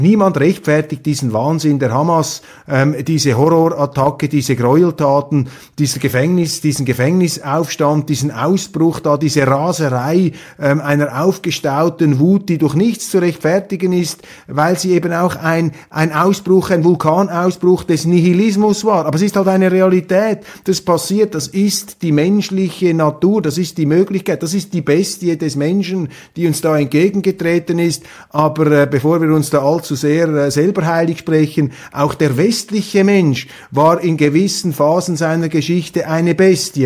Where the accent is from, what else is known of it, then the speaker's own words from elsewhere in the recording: Switzerland; ich bin ein Schweizer